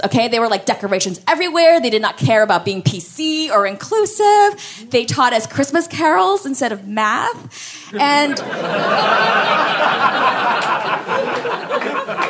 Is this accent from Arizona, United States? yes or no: no; Miami, Florida, United States; I'm Korean. I grew up in Miami